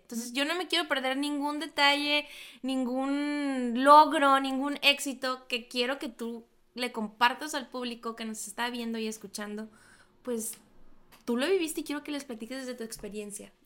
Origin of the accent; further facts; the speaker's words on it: Loreto, Baja California Sur, Mexico; now in Hermosillo, Mexico; Yo soy de Loreto, Baja California